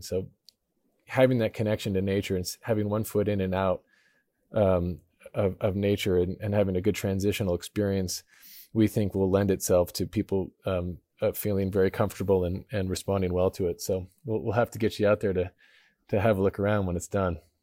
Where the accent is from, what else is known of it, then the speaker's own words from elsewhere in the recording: Idaho, United States; I grew up in Idaho in a small town